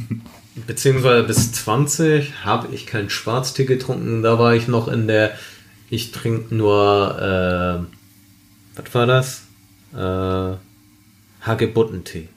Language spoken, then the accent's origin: German; Germany; Ich bin äh, in Deutschland geboren, in Deutschland aufgewachsen. Ich bin Deutscher.